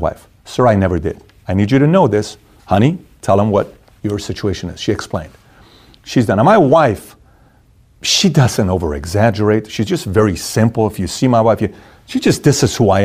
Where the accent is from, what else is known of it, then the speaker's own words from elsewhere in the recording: Iran; moved away; I'm from Iran